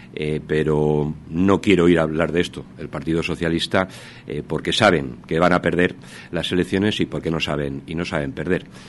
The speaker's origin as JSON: {"language": "Spanish", "area": "Salamanca", "region": "Castile and León", "country": "Spain", "said": "Hablo como salmantino"}